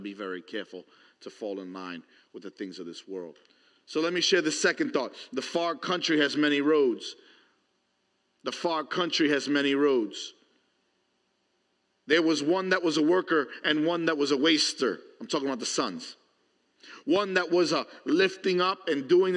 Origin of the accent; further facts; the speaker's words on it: New York City, New York, United States; growing up in New York City